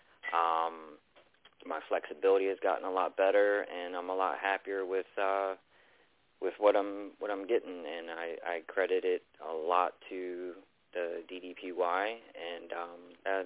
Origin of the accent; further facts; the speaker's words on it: Baltimore, Maryland, United States; now in North Carolina, United States; I'm originally from Baltimore